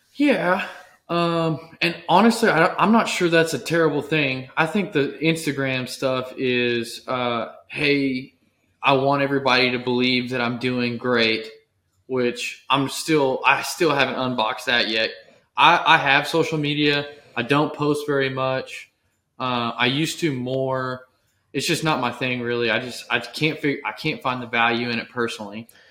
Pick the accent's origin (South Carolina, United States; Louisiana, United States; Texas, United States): Texas, United States